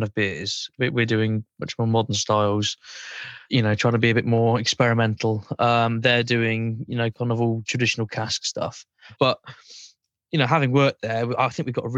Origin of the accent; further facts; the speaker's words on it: Burton-on-Trent, West Midlands, United Kingdom; moved away as an adult; now in Cornwall, United Kingdom; I'm originally from Burton-on-Trent. I grew up in Burton-on-Trent.